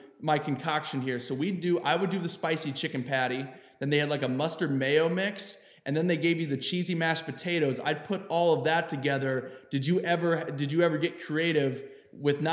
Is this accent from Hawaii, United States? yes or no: no; Mansfield, Ohio, United States; moved away as an adult; now in Arizona, United States; I'm from Ohio